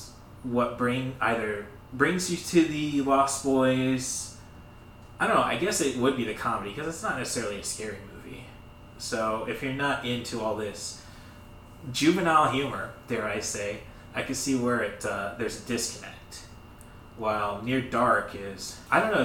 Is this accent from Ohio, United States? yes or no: no; Morton, Illinois, United States; we're from Morton, AC Town.